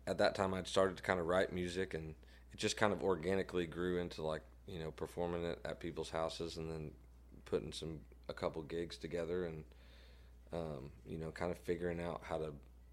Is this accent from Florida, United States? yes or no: no; southwest Missouri, United States; also born or lived in Tennessee; now in Nashville, United States; I grew up in southwest Missouri, so it's about 30 miles north of Branson.